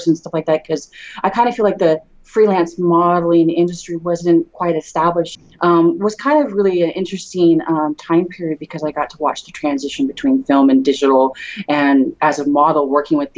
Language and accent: English; Redwood City, California, United States; now in San Jose, United States; I was born and raised in Redwood City. I grew up there, and I'm in San Jose now